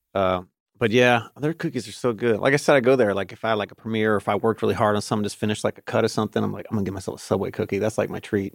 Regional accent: Cincinnati, Ohio, United States; I was from Clifton, which is where U C is from, or at least where I spent a lot of my growing up

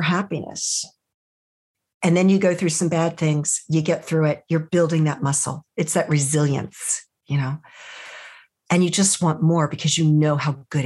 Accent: United States; as an American

